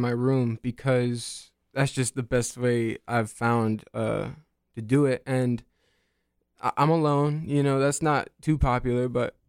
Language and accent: English; Raleigh, North Carolina, United States; And so I transferred here from an art school in Savannah, Georgia, but I'm born and raised in Raleigh.